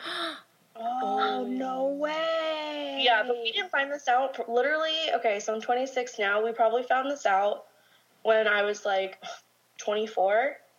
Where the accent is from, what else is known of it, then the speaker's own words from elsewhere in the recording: Orange County, California, United States; also born or lived in Corona, California; born and raised in Orange County, but I actually moved out to Corona, which is like 10 minutes outside of Orange County